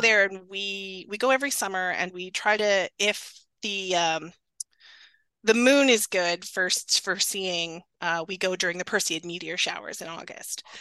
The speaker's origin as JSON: {"language": "English", "region": "Northern Ontario", "country": "Canada", "tie": "born or raised there", "also_born_or_lived": "Waterloo, Ontario", "moved": "yes", "said": "I live in Waterloo now, but I grew up in Northern Ontario"}